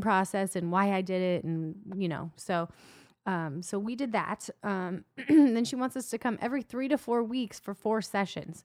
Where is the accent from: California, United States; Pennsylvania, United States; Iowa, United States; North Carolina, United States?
Iowa, United States; I'm from Iowa